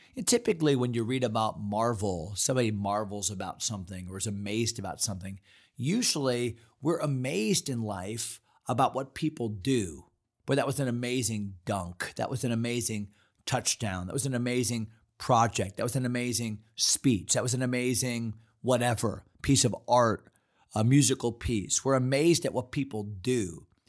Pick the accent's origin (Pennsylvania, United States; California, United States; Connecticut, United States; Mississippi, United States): Connecticut, United States; East Hartland; moved away; also born or lived in Fredericksburg, Virginia; we grew up in East Hartland, Connecticut